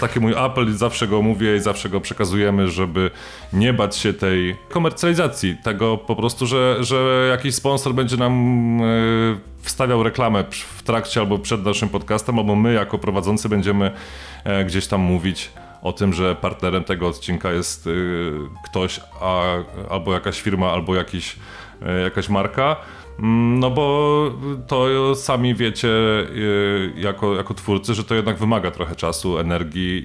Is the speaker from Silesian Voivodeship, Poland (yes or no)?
yes; Sosnowiec, Silesian Voivodeship, Poland; ja jestem z e, rodowitym sosnowiczaninem